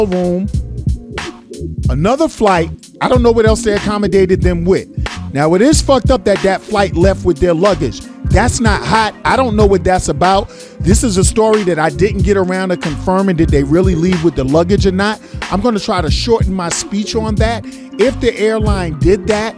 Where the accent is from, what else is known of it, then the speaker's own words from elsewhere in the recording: New York City, New York, United States; I'm from New York City